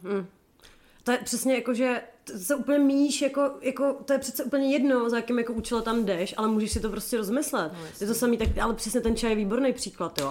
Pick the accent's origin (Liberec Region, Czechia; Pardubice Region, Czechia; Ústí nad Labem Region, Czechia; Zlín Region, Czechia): Ústí nad Labem Region, Czechia; Chomutov; u nás v Chomutově